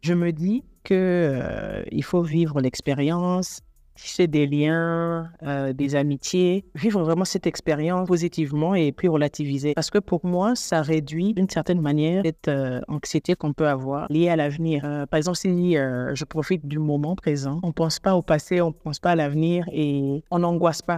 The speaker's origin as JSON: {"language": "French", "country": "Burundi", "moved": "yes", "lives_now": "Nairobi, Kenya", "said": "Je suis burundaise. Euh, je vis actuellement à Nairobi, au Kenya."}